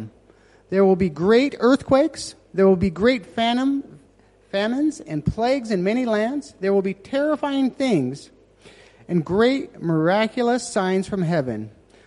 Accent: Nevada, United States; moved away; I started with my hometown. I'm actually from Nevada.

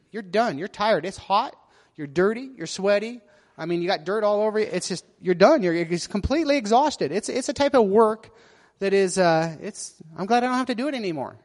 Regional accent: United States; being an American

